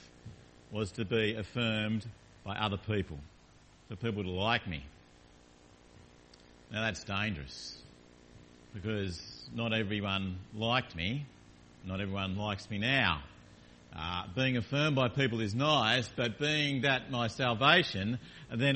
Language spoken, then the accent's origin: English; Launceston, Tasmania, Australia; I grew up in Tasmania in a town called Launceston in a family, mum and dad and a sister